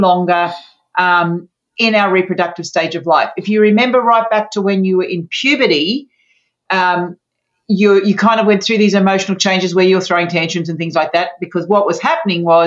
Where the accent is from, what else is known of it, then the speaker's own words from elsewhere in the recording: Sydney, New South Wales, Australia; So I'm from Australia, mm-hmm. from Sydney, Australia